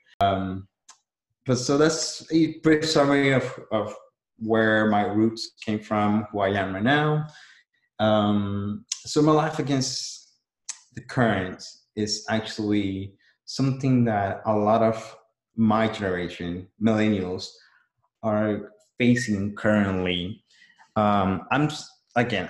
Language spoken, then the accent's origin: English; El Salvador; also born or lived in California, United States; now in Texas, United States; I'm from El Salvador, a little country in Central America, not the smallest country in Central America. So I migrated to the US in 2000.